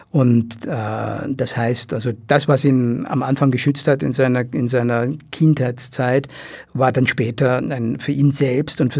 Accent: Rhineland, Germany; Und wie gesagt, ich komme aus dem Rheinland und habe immer noch einige äh, Kontakte zu, zu, zu meiner Heimatwelt.

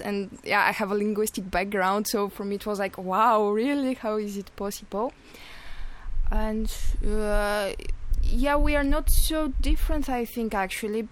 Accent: Bulgaria; English is a second language; moved away as an adult; I come from Bulgaria, where I studied uh, Indian studies before coming here.

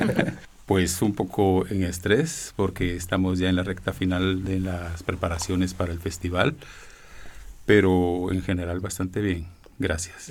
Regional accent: Guatemala; Yo soy guatemalteco, pero de madre mexicana

